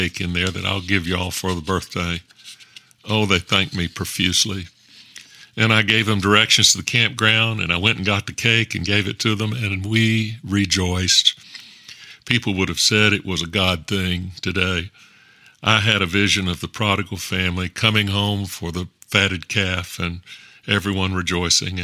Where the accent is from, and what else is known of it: the South, United States; also born or lived in Texas